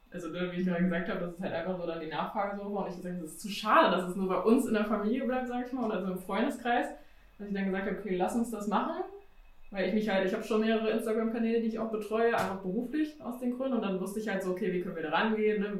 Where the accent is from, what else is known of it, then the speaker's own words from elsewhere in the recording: Hanover Region, Lower Saxony, Germany; now in Hanover, Germany; wir sind in der Region Hannover sozusagen aufgewachsen, in dem kleinsten Dorf sozusagen